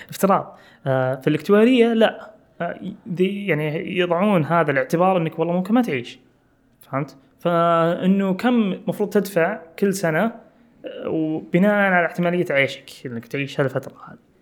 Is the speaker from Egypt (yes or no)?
no; Saudi Arabia; also born or lived in Khobar; احنا عندنا في السعوديه